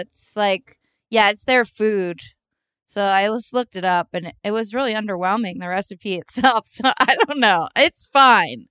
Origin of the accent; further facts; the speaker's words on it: East Bay, California, United States; we're all from the East Bay